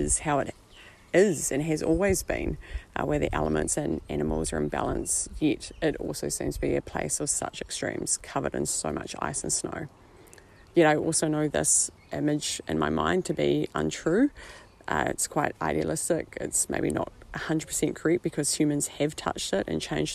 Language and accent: English; New Zealand; from New Zealand